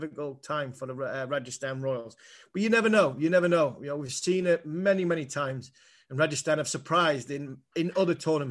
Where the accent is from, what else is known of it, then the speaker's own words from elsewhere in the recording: England, United Kingdom; I'm an Englishman